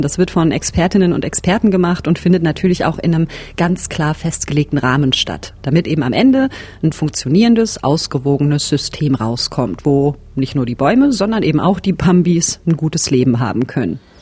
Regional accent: North Rhine-Westphalia, Germany; moved away; in der Ecke, wo ich herkomme, in Nordrhein-Westfalen.

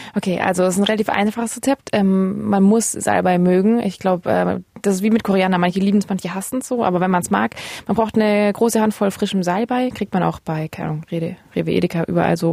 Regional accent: Ravensburg, Baden-Württemberg, Germany; now in Berlin, Germany; bei meinen Eltern zu Hause in meiner Heimatstadt Ravensburg

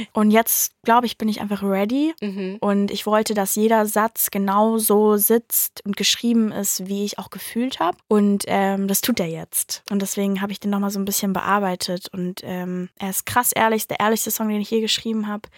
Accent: Mannheim, Baden-Württemberg, Germany; ich komme ja aus Mannheim

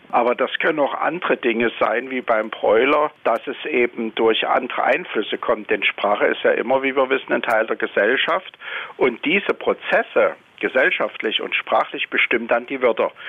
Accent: Dresden, Saxony, Germany; now in Wiesbaden, Germany; Wir beraten Menschen, übrigens ja als Dresdner in Wiesbaden

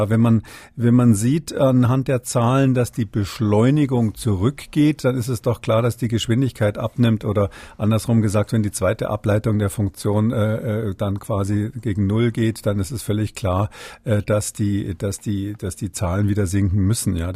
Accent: Rhineland, Germany; bin ja Rheinländer, von daher äh, bin ich sowieso prinzipiell Optimist.

